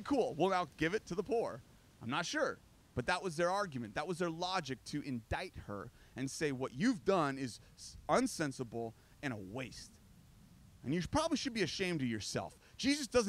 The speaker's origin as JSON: {"language": "English", "country": "United States", "said": "I'm American"}